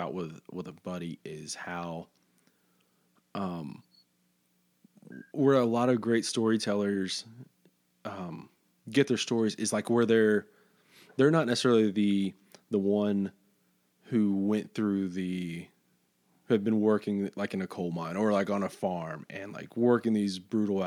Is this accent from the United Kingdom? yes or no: no; Fort Stockton, Texas, United States; I'm from Fort Stockton, which is like in the middle of West Texas